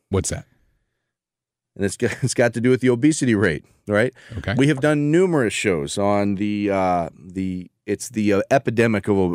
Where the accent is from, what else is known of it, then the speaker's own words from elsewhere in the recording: St. Louis, Missouri, United States; I'm from St. I, Louis.